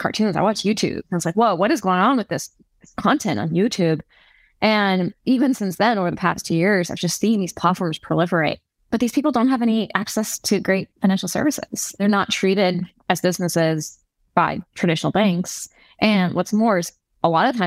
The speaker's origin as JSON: {"language": "English", "region": "California", "country": "United States", "also_born_or_lived": "New York", "said": "I'm from California"}